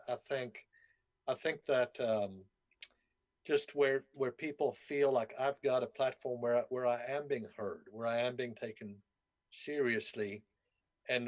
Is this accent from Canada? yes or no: no; South Africa; moved away; I grew up in South Africa.